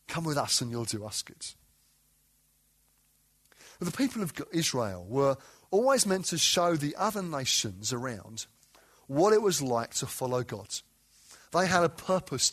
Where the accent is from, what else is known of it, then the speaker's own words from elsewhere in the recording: London, United Kingdom; moved away as an adult; now in Derby, United Kingdom; I didn't grow up in Derby. I grew up in southeast London, North Kent, if I want to sound posh. The reality is southeast London.